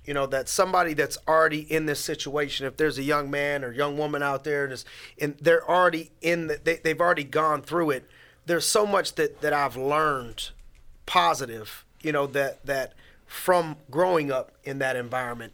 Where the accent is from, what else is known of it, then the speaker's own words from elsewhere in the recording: Youngstown, Ohio, United States; also born or lived in Erie, Pennsylvania; born and raised in Youngstown, Ohio